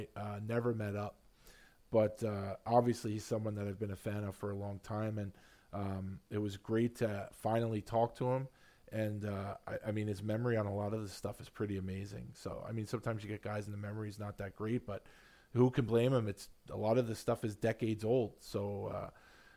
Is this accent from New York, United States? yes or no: yes; New York City, New York, United States; also born or lived in Long Island; I grew up here, I grew up in Queens and grew up on Long Island